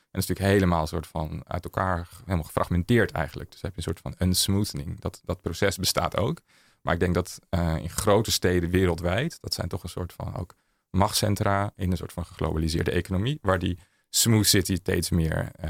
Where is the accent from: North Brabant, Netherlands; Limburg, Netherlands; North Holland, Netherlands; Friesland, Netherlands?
North Holland, Netherlands; Amsterdam; Eh, Museumplein.